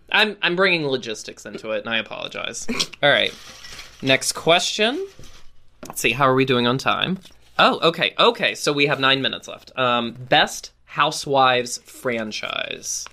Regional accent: Roanoke, Virginia, United States; moved away; I am back in my hometown of Roanoke, Virginia

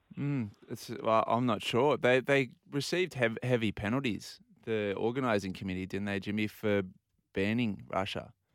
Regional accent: Australia; as, as Australians

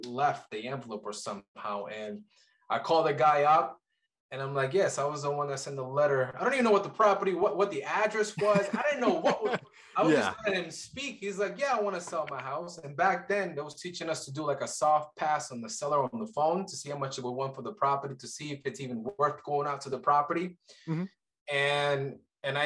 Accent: Colombia; now in Kansas City, United States; I'm from Colombia originally

